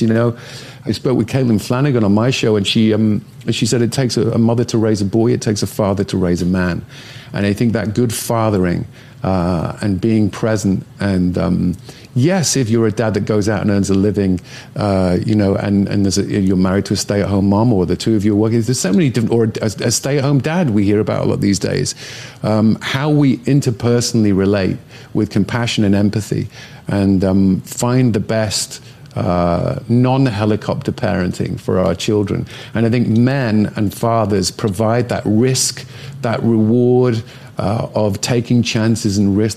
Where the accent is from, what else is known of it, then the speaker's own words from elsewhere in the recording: Northern England, United Kingdom; moved away; growing up in Northern England where I grew up